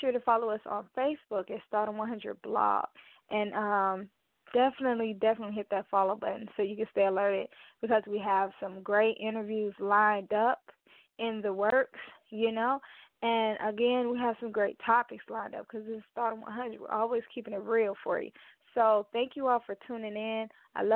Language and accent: English; Mobile, Alabama, United States; right here close to my hometown, Mobile, Alabama